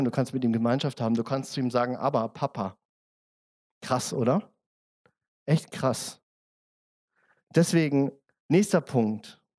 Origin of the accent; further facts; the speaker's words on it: Germany; now in Austria; Ich bin ja Zugreister. Ne? Ich bin ja, wie man hört, äh, wahrscheinlich, ich bin Deutscher. Ähm, und ich wollte ein Bankkonto in Österreich aufmachen.